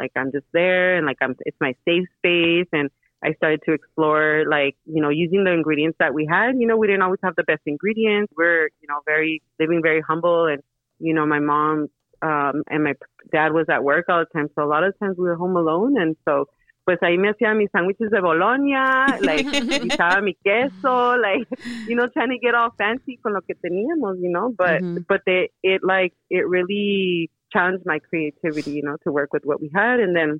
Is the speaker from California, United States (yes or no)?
yes; Salinas, California, United States; also born or lived in Sonora, Mexico / Arizona; I grew up in East Salinas, so there was a lot of violence, you know, around me at home and, you know, at school. And we grew up right on Cooper Street in front of Fremont School.